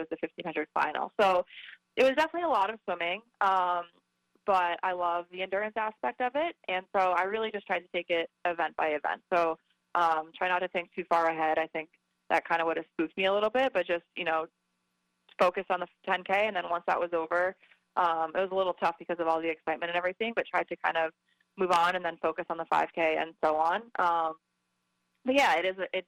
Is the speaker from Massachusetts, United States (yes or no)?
no; New York, United States; moved away as an adult; also born or lived in California; now in North Carolina, United States; I grew up in New York